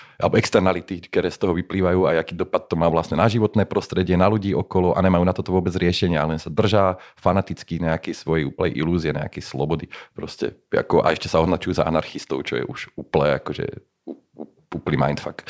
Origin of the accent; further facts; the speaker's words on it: Slovakia; sme Slováci